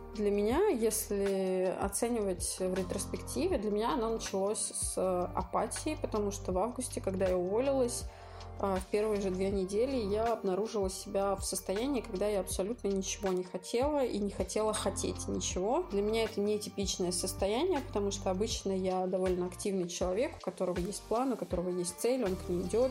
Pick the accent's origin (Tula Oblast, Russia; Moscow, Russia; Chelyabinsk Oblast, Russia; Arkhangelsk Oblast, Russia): Moscow, Russia; мне 30, я из Москвы